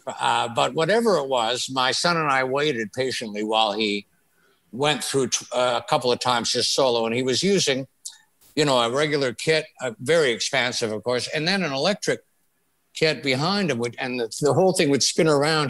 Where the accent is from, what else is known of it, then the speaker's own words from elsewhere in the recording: Thunder Bay, Ontario, Canada; moved away; also born or lived in Toronto; raised in Thunder Bay